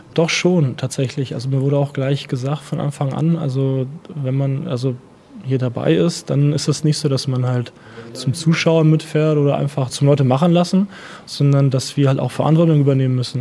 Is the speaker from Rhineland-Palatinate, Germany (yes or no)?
yes; Hillesheim, Rhineland-Palatinate, Germany; first language Russian; German is a second language; also born or lived in Erlangen; in meinem Rathaus gefragt in Hillesheim damals